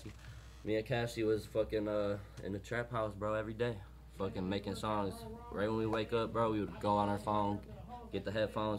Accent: Lincoln Park, Michigan, United States; also born or lived in Farmington Hills; I grew up in Lincoln Park in Southwest and shit

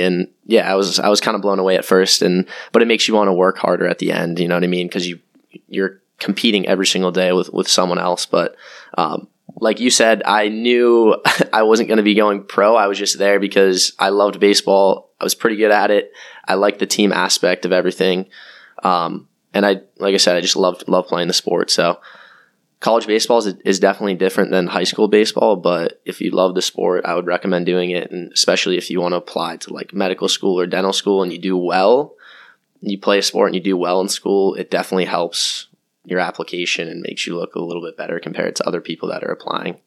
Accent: Cape Cod, Massachusetts, United States; moved away as an adult; also born or lived in Washington, D.C.; I'm from Cape Cod, Massachusetts. Went to high school on Cape.

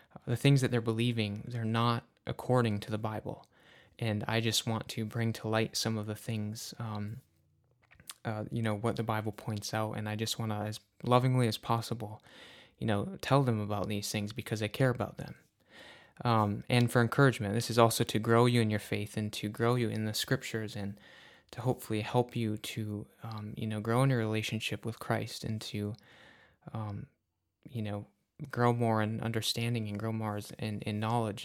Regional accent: Upper Peninsula of Michigan, United States; I am from the Upper Peninsula of Michigan.

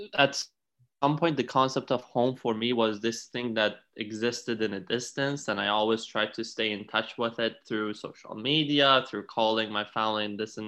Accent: Iran; also born or lived in Italy; now in Canada; I was born and raised in Iran in a pretty traditional family

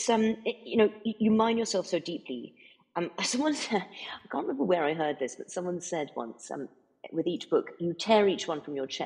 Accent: United States; also born or lived in United Kingdom; because I was born in America, as you very kindly said earlier, and I grew up. Mo- more of my childhood was spent here than it was in because I'm actually

